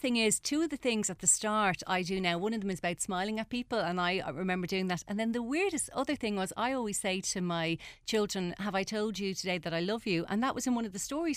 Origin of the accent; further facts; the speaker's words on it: Ireland; as Irish people